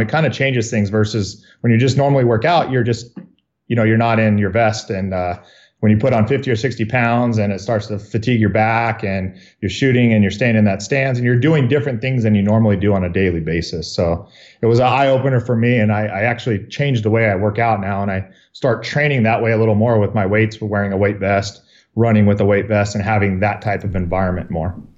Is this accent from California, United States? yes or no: yes; Riverside, California, United States; I was born in Riverside, uh, born and raised here, and, uh, been here my whole life